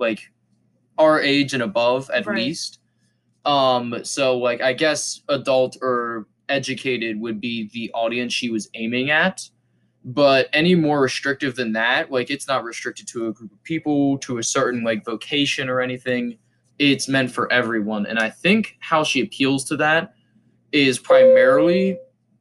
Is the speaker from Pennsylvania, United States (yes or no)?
yes; Pennsylvania, United States; we're from Pennsylvania, not California